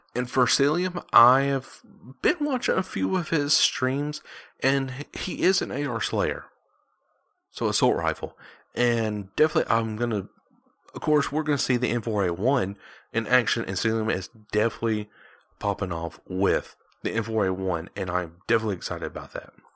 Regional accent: Georgia, United States; I'm from Georgia

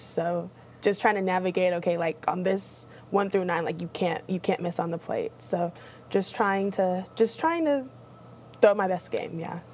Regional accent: Topeka, Kansas, United States; I'm from Topeka

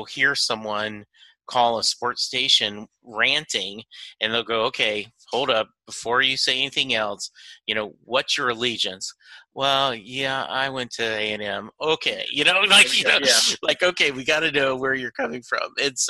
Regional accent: New Jersey, United States; you know, I was a lot more pop and disco. you know, so growing up in Jersey.

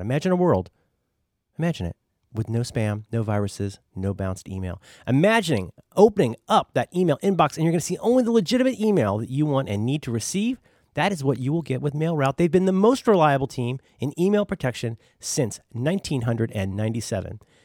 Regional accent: Cincinnati, Ohio, United States; I am from Cincinnati, Ohio

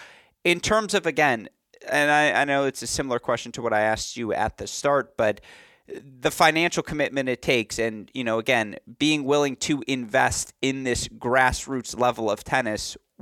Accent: Michigan, United States; I am from Michigan.

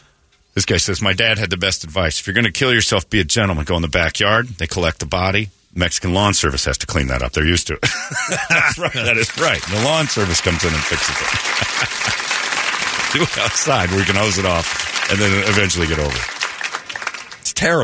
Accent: United Kingdom; I smell fags. I'm British.

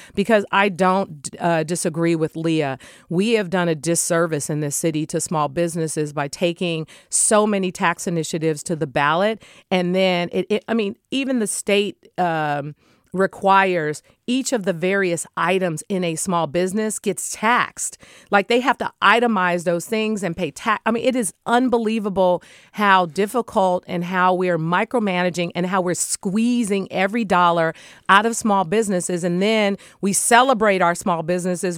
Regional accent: San Francisco, California, United States; when I was growing up in the Bayview Hunters Point community.

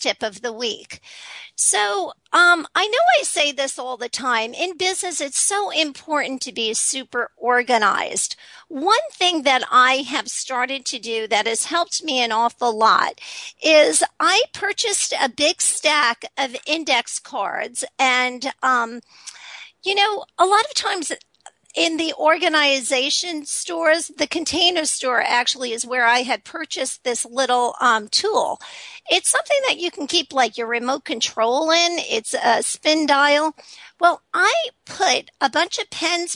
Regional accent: New York City, New York, United States; I grew up in Staten Island

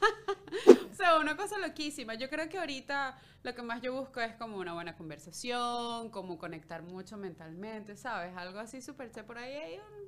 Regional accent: Carrizal, Miranda, Venezuela; moved away as an adult; now in Canada; Sí, en Caracas, en, en Carrizal, que eran los altos mirandinos.

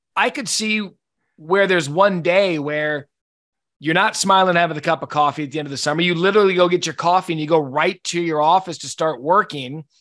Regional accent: Scottsdale, Arizona, United States; I grew up in Scottsdale

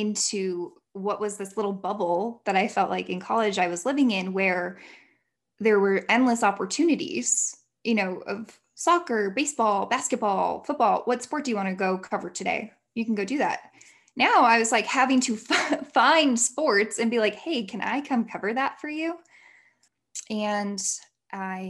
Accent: Illinois, United States; moved away as an adult; also born or lived in Indiana / Utah; I moved back home. I'm from Illinois. I moved back home for a whole year

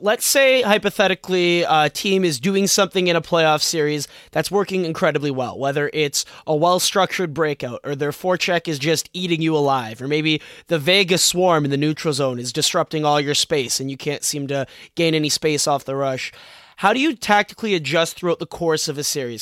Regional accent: Toronto, Ontario, Canada; we're both from Toronto

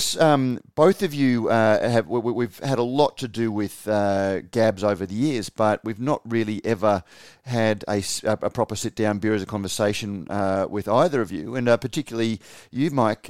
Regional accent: Australia; I was born and bred in Australia

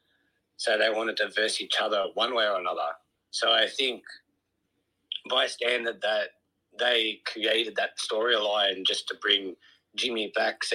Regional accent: Melbourne, Victoria, Australia; I'm from Melbourne, Australia

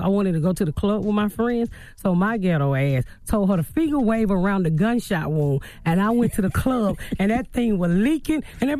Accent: Atlanta, Georgia, United States; Born and raised in Atlanta, the inner city.

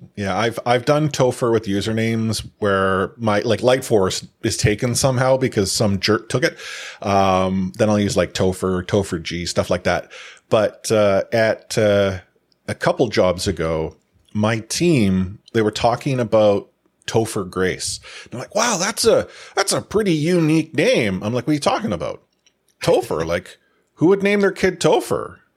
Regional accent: New York, United States; I grew up in New York

